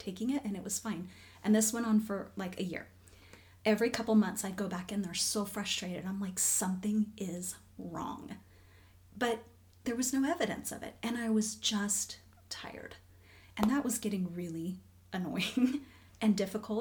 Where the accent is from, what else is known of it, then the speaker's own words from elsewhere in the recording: Orlando, Florida, United States; I grew up in Florida. I grew up in Orlando.